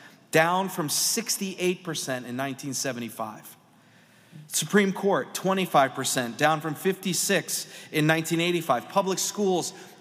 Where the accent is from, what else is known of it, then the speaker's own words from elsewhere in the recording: Pennsylvania, United States; I'm from Pennsylvania